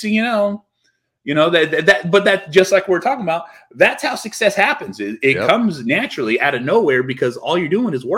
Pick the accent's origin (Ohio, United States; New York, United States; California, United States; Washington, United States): California, United States; Because he's from the Bay Area. I'm from the Bay Area.